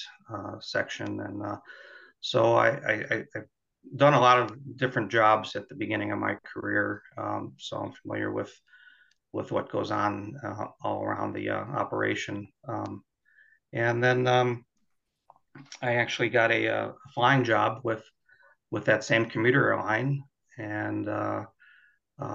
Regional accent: Chicago, Illinois, United States; I grew up in the Chicago area and happened to live under the approach path for O'Hare

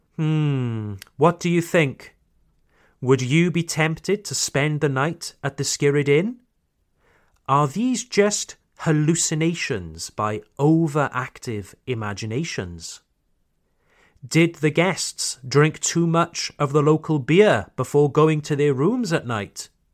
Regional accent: Wales, United Kingdom; my hometown in Wales

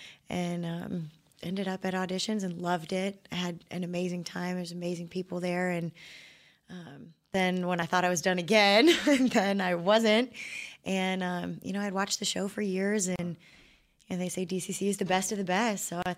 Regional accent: Detroit, Michigan, United States; So I'm originally from Detroit, Michigan.

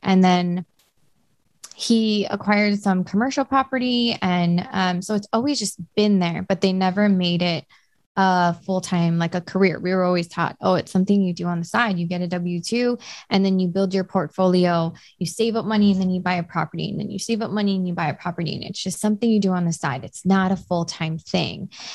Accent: Hawaii, United States; born or raised there

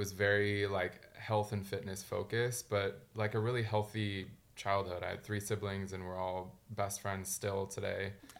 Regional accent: near Sacramento, Northern California, United States; I grew up in California, in Northern California, in a small town kind of outside of Sacramento, which is, if people don't know where that is, it's kind of an hour drive from San Francisco.

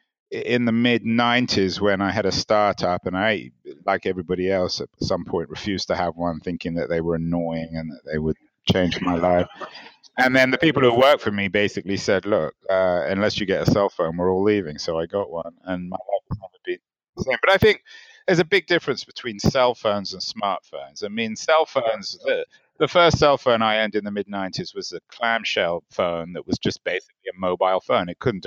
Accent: England, United Kingdom; When I was growing up, I grew up in England, and I used to just go away, go to Europe, go overseas

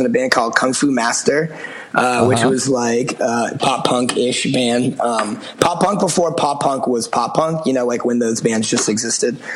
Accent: outside of Boston, Massachusetts, United States; I grew up outside of Boston

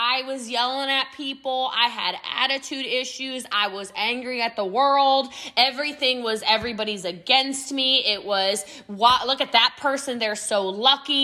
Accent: United States; accent: American; I'm American

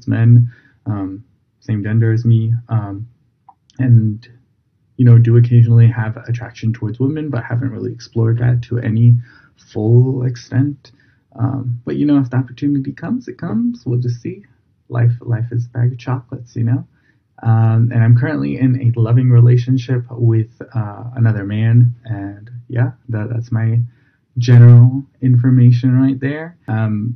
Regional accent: Atlanta, Georgia, United States; now in China; I come from the South. Coming from Atlanta

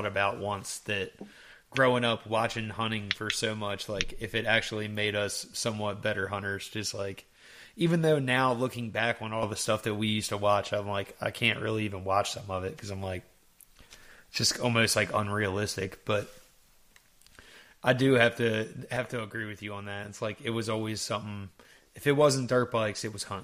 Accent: Maryland, United States; now in Kentucky, United States; I grew up in Maryland and I moved to Kentucky

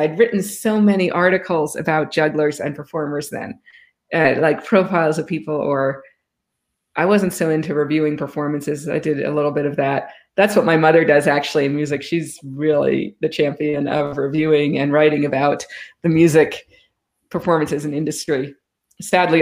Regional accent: New York City, New York, United States; Growing up in Manhattan

